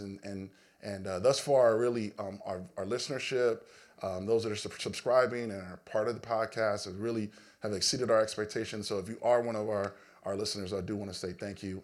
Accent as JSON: {"language": "English", "town": "Los Angeles", "region": "California", "country": "United States", "tie": "born or raised there", "said": "me growing up in Los Angeles"}